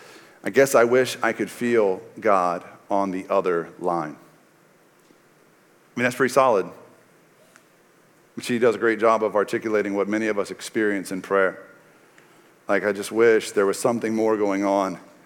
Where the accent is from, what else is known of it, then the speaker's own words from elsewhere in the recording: Texas, United States; Like when I was a kid growing up in East Texas under the Friday Night Lights culture